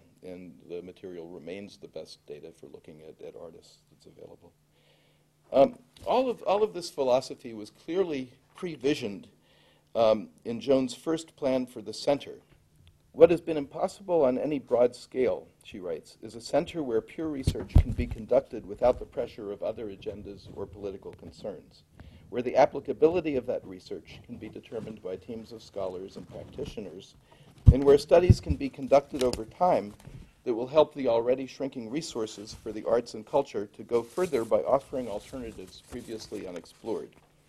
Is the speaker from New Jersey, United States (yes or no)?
yes; New Jersey, United States; growing up in New Jersey as I did.